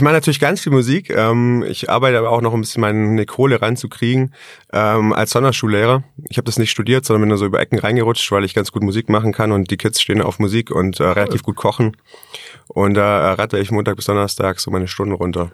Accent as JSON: {"language": "German", "town": "Tettnang", "region": "Baden-Württemberg", "country": "Germany", "tie": "born or raised there", "also_born_or_lived": "Ravensburg", "said": "Geboren bin ich in Tettnang, also kein gebürtiger Ravensburger"}